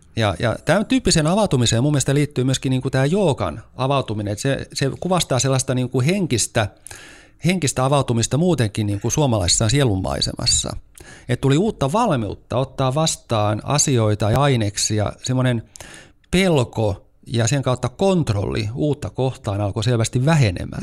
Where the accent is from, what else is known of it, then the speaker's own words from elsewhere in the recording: Turku, Southwest Finland, Finland; moved away as an adult; also born or lived in Lappeenranta; now in Helsinki, Finland; mä siis olen kotoisin Turusta